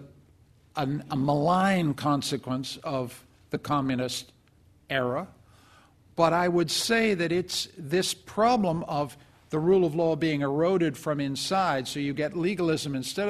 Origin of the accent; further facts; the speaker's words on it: Canada; I'm a Canadian and I come from a perfect country